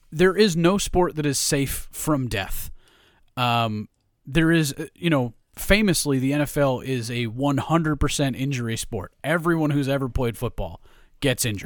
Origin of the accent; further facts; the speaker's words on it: New York, United States; I grew up in New York